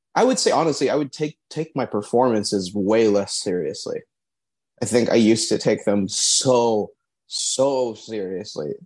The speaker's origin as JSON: {"language": "English", "town": "Torrance", "region": "California", "country": "United States", "said": "We're from or I'm from Torrance"}